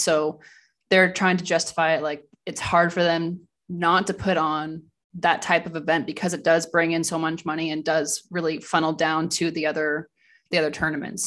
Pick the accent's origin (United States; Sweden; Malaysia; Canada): Canada; Ranford, Ontario; moved away as an adult; now in Germany; I'm originally from Ranford, Ontario. So I, I grew up there